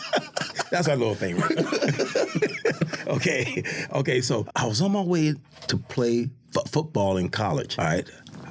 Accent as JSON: {"language": "English", "town": "Elyria", "region": "Ohio", "country": "United States", "said": "I said, \"I'm from Elyria, Ohio.\""}